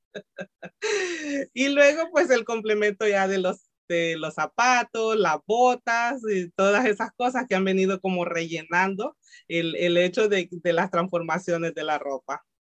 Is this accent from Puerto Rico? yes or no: no; El Salvador; moved away; yo soy salvadoreña, mucha honra, muy salvadoreña.